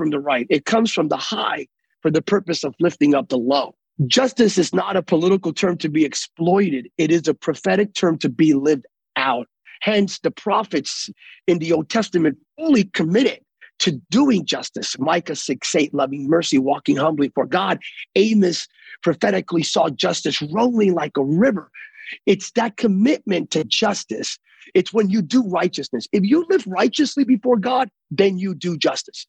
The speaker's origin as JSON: {"language": "English", "region": "California", "country": "United States", "said": "I'm from California."}